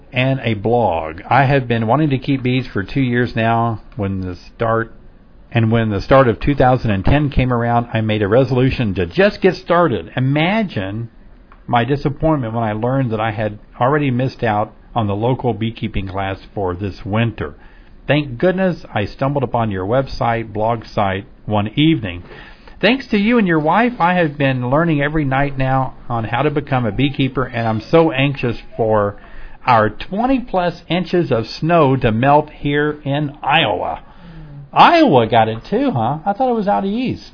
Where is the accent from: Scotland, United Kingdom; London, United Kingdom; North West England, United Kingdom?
Scotland, United Kingdom; I'm from Scotland